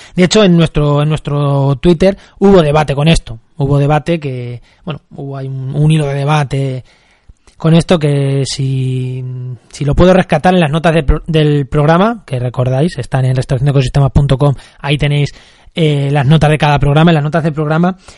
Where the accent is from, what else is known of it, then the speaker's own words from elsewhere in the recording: Munera, Castilla-La Mancha, Spain; Munera en Albacete, que es mi pueblo